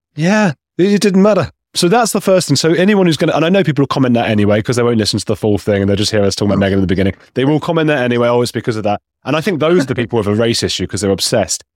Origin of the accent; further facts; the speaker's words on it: England, United Kingdom; moved away; also born or lived in Latin America; I grew up in a J, Jewish family as, as well in England